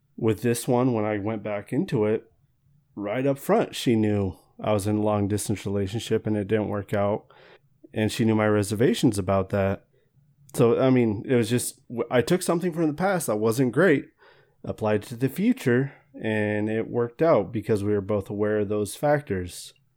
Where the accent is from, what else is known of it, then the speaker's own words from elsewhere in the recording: Walla Walla, Washington, United States; I grew up in Walla Walla